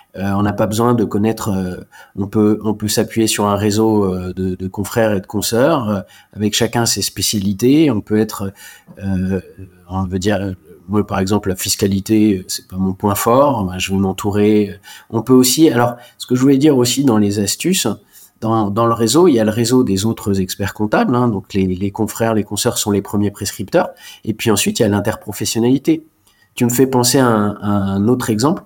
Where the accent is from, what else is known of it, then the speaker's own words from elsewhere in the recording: Alsace, Grand Est, France; moved away as an adult; also born or lived in Germany / Reims / Bordeaux; je suis né en Alsace, l'Allemagne, c'est à moins de 30 km